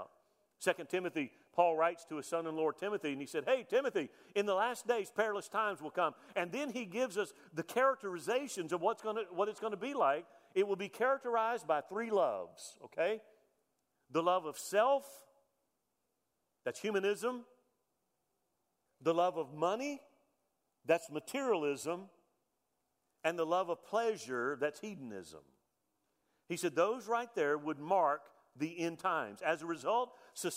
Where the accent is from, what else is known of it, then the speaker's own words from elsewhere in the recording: United States; as a veteran, as an American